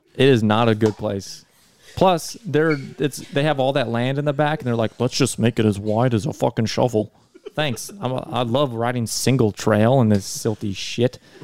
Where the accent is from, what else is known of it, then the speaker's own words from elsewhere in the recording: North Dakota, United States; North Dakota.